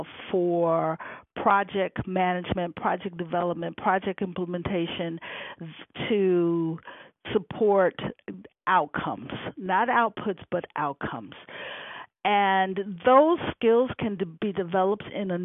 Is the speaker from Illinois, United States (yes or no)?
yes; Chicago, Illinois, United States; also born or lived in Rome; I'm from Chicago, where it's very cold.